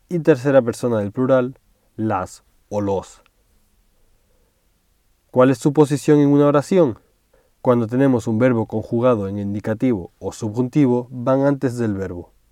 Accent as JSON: {"language": "Spanish", "town": "Tenerife", "region": "Canary Islands", "country": "Spain", "lives_now": "Madrid, Spain", "said": "Yo soy de Tenerife, pero vivo y trabajo en Madrid. Siempre que voy a Tenerife a visitar a mi familia en vacaciones, me pongo muy contento."}